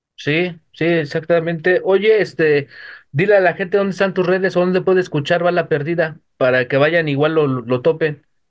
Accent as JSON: {"language": "Spanish", "region": "Mexico City", "country": "Mexico", "said": "De la Ciudad de México."}